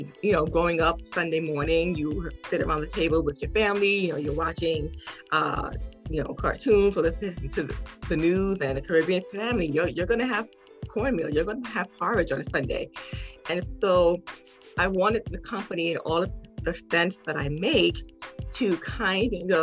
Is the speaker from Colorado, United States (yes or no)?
no; Piscataway, New Jersey, United States; I'm from Piscataway, New Jersey.